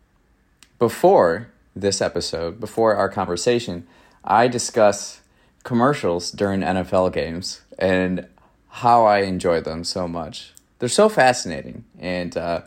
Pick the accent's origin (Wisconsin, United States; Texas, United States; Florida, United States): Wisconsin, United States; Raymond; some friends from my hometown in Raymond, Wisconsin, rural America